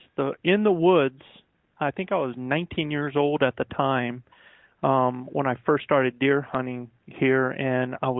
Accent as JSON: {"language": "English", "country": "United States", "tie": "born or raised there", "also_born_or_lived": "Virginia", "moved": "yes", "lives_now": "New Mexico, United States", "said": "I'm actually a backwoods Carolina boy, raised in both North and South Carolina. I was born in Virginia"}